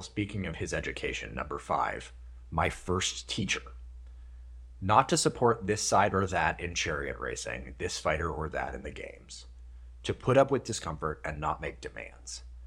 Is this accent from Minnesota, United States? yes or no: yes; Minnesota, United States; I grew up in Minnesota with a sort of combination of Midwestern and, like, Victorian English kind of family values